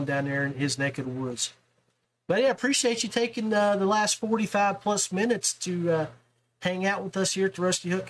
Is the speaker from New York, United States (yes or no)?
no; West Virginia, United States; I'm from West Virginia